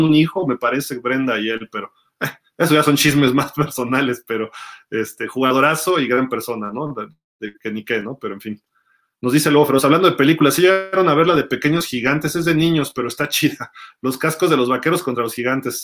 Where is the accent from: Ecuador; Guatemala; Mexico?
Mexico; somos de México